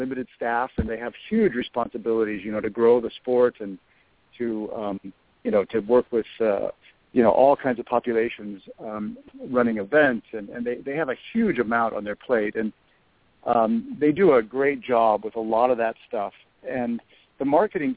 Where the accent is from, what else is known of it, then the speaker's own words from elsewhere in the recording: Southern California, United States; moved away as an adult; also born or lived in Newport Beach, California / Europe; I grew up here in Southern California, lived in Newport Beach